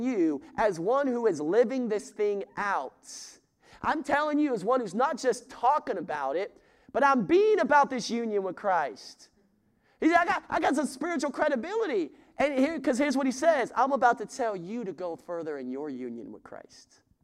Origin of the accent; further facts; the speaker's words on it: the West, United States; I'm from the West.